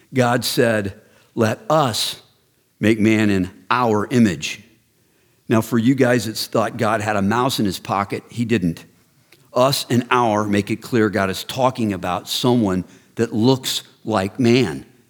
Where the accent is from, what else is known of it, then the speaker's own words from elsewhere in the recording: Texas, United States; I grew up in Texas